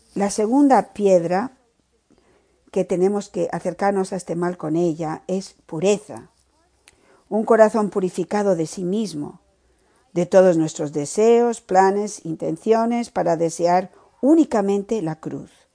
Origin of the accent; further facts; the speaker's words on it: Miami, Florida, United States; soy de Miami